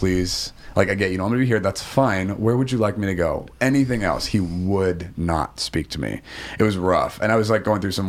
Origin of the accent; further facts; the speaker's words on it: Guam; moved away; also born or lived in Oregon / Japan; I'm from Guam originally, so I popped there for like 10 days on my way back to Oregon